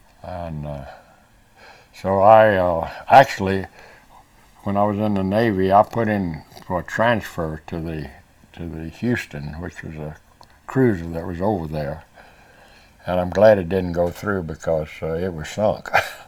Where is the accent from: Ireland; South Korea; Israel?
South Korea; born there; I'd always wanted to get back to the Far East, and I was born in Korea.